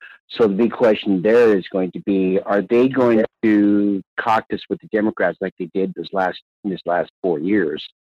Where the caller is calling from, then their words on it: Palmer, Alaska, United States; from Palmer.